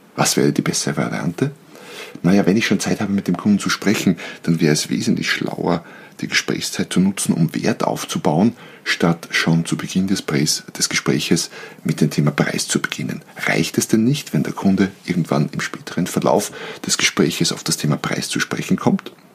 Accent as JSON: {"language": "German", "country": "Austria", "said": "bei uns in Österreich"}